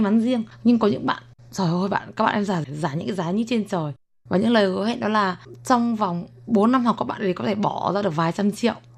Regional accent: Vietnam; moved away as an adult; now in Taiwan; em nói tiếng việt thì bạn biết là em là người việt nam

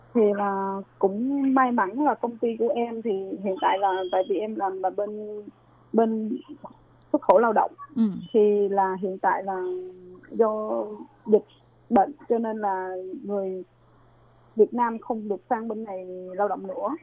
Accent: An Giang, Vietnam; moved away as an adult; now in Taichung, Taiwan; ở Việt Nam là em ở An Giang hiện tại em đang sinh sống ở Đài Trung

